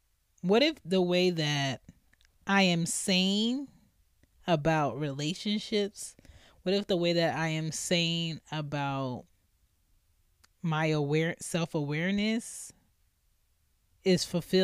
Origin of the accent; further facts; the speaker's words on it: Philadelphia, Pennsylvania, United States; Okay, so I grew up in Philly, West Philly to be exact. Cedar Ave, what it do?